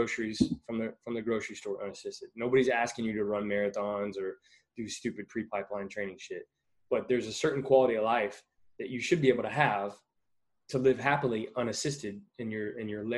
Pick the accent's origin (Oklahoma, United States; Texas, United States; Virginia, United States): Texas, United States; I grew up in Texas, and if anybody knows anything about Texas, football is king